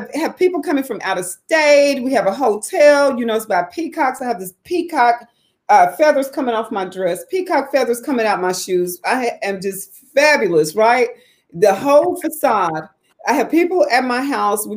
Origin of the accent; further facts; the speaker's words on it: Tulsa, Oklahoma, United States; moved away as an adult; also born or lived in Atlanta / Phoenix / Dallas; I'm living back in my hometown of Tulsa, Oklahoma